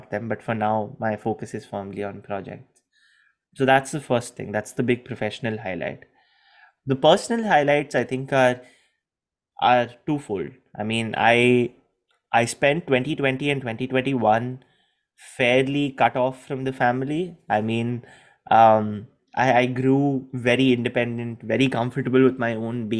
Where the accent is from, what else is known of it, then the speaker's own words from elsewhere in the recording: India; moved away; also born or lived in Gujarat; I was very comfortable being Indian.